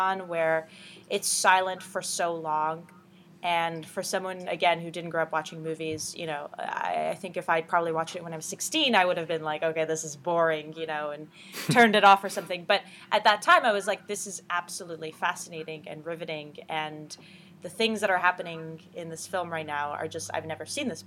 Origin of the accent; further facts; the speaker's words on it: Ottawa, Ontario, Canada; also born or lived in Iran; I covered theater in my hometown, in Ottawa, Canada, for a few years.